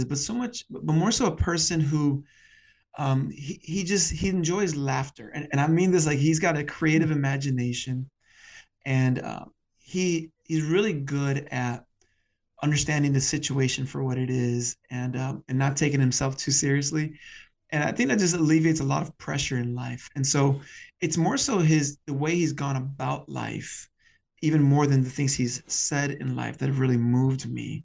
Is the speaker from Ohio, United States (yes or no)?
no; Chicago, Illinois, United States; I'm a Chicagoan, born and raised here on the northwest side of the city